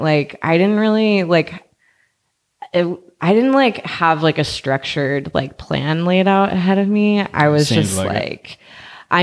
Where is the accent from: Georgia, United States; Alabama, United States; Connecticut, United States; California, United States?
California, United States; Inland Empire, Southern; moved away as an adult; also born or lived in Orange County, California; now in Oakland, United States; I'm from the Inland Empire. So like outside of LA, mm-hmm, like Riverside County and San Bernardino County